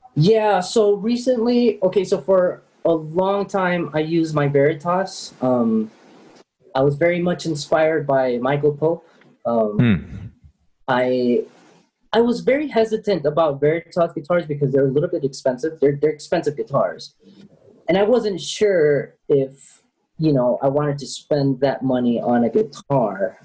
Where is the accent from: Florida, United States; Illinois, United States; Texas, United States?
Illinois, United States; Chicago; now in Medellin, Colombia; I grew up in Chicago.